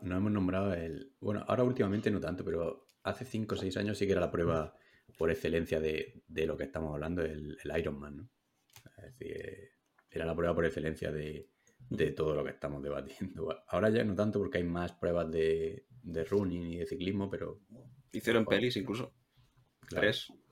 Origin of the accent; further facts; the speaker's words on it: Huércal-Overa, Andalusia, Spain; soy de Huercalovera